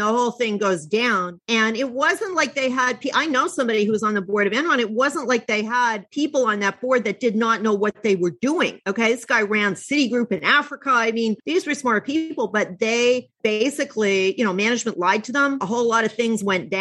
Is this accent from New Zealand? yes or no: no; Canada; now in New York, United States; I'm Canadian originally, but I've lived in New York for over 20 years